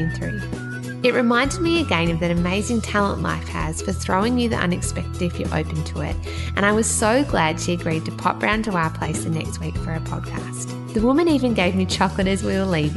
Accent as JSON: {"language": "English", "country": "Australia", "said": "I'm Australian"}